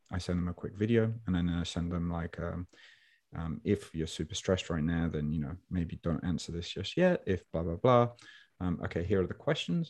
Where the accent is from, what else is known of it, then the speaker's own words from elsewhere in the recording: Birmingham, West Midlands, United Kingdom; accent: Brummy; Brummy guy. Brummy meaning I'm from Birmingham, New England